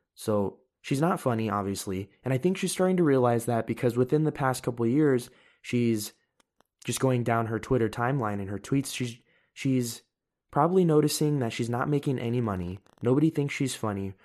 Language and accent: English; United States; I'm an American